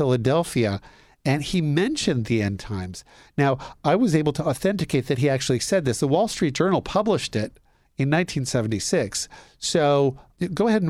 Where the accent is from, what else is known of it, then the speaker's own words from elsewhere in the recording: Canada; I grew up in Canada.